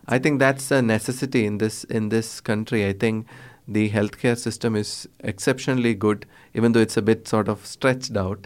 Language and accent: English; Kerala, India; I'm from Kerala